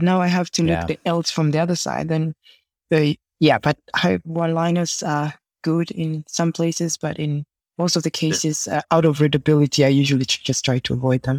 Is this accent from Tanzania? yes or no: yes; Tanzania; now in Copenhagen, Denmark; I'm originally from Tanzania, but living in Denmark, married with three awesome kids.